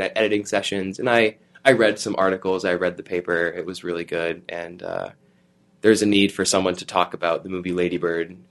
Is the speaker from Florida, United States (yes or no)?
yes; Tampa, Florida, United States; moved away; I'm from Tampa, Florida